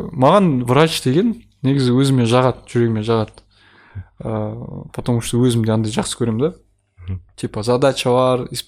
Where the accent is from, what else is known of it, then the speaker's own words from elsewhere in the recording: Kazakhstan; өзім де қазақпын ғой